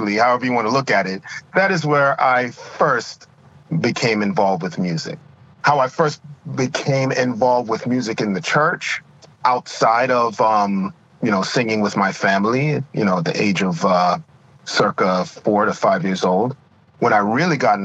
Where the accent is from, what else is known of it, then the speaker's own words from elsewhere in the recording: Long Island, New York, United States; also born or lived in Jamaica; I was born in Jamaica, West Indies, and migrated to the United States when I was about 4 years old. And grew up in the church, was born in the church pew, as they say, and pretty much grew up after migrating to the United States on Long Island, New York